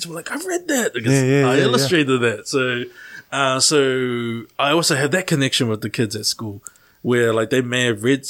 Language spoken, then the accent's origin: English; Auckland, New Zealand; growing up in South Auckland